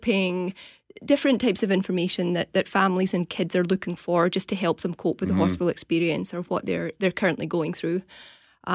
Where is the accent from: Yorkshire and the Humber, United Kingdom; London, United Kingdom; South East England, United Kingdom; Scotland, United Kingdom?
Scotland, United Kingdom; moved away; I'm from Scotland